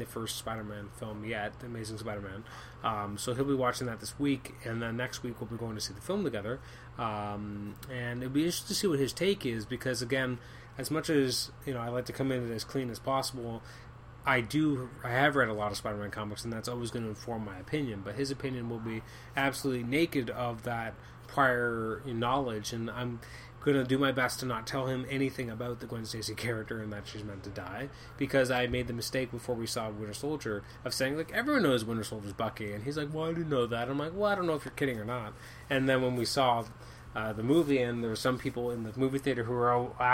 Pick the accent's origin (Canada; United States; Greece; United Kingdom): Canada; I'm Canadian.